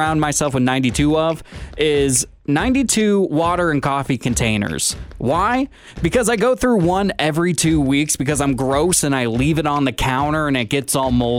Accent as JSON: {"language": "English", "region": "Pacific Northwest", "country": "United States", "tie": "born or raised there", "said": "Growing up in the Pacific Northwest"}